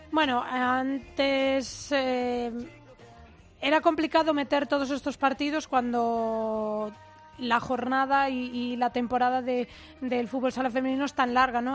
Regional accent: Ourense, Galicia, Spain; yo soy de Urense

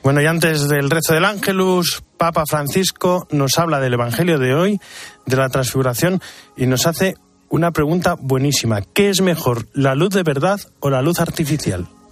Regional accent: Castilla-La Mancha, Spain; es mi tierra. La mancha es iniguanable

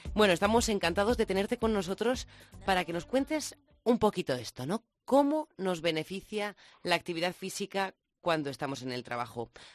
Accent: La Rioja, Spain; now in Madrid, Spain; Yo, como riojana sentada en Madrid

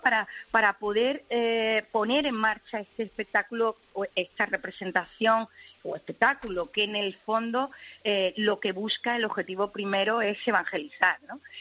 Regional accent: Málaga, Andalusia, Spain; a la Pollinica de Málaga y efectivamente ha sido un legado familiar bueno, desde chica

